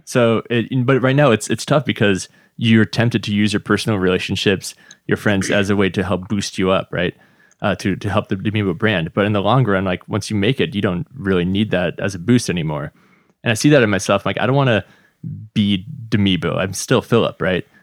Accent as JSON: {"language": "English", "town": "Redmond", "region": "Washington", "country": "United States", "tie": "born or raised there", "also_born_or_lived": "Slovakia", "said": "I grew up just, uh, over in Redmond, basically where we are"}